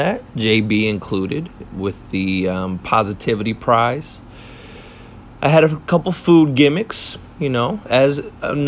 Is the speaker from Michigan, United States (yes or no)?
yes; Detroit, Michigan, United States; to see the commish in my hometown